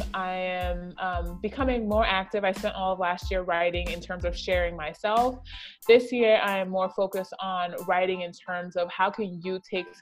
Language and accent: English; British Virgin Islands; moved away; the British Virgin Islands, that is where I was raised in the Caribbean